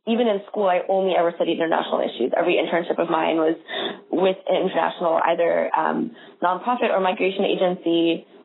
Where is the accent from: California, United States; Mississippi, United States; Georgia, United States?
California, United States; San Jose; in San Jose, California, which is my hometown